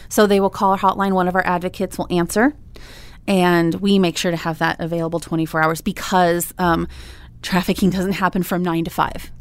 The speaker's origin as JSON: {"language": "English", "town": "Des Moines", "region": "Iowa", "country": "United States", "moved": "as an adult", "lives_now": "Oklahoma, United States", "said": "I'm from Des Moines, Iowa"}